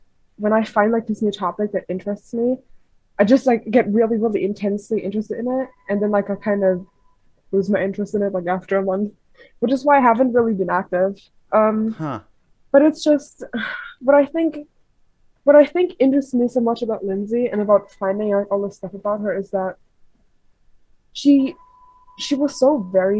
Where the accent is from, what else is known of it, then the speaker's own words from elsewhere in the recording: Germany; I'm from Germany. It's like 4 in the morning here.